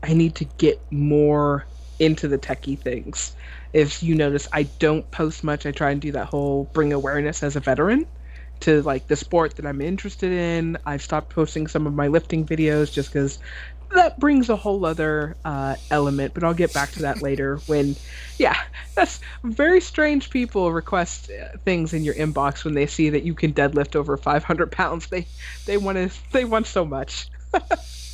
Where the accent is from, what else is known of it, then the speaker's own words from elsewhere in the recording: United States; I'm an American